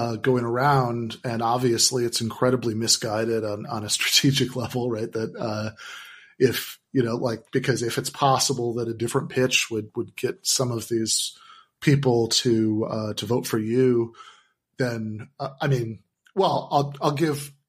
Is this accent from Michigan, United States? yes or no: yes; Michigan, United States; my home state, Michigan